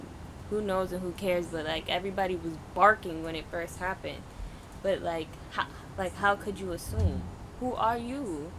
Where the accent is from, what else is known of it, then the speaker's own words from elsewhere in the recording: New York, United States; I'm from New York.